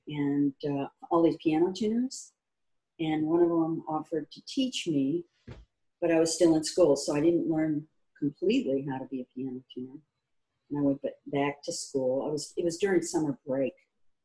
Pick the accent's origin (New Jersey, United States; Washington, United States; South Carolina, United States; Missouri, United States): Missouri, United States; St. Louis; moved away as an adult; also born or lived in Columbia, Missouri; I grew up in Missouri, and St. Louis, Missouri.